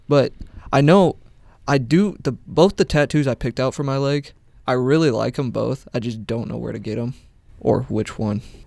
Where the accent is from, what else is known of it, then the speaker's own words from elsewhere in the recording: Beatrice, Nebraska, United States; moved away; I'm from Beatrice.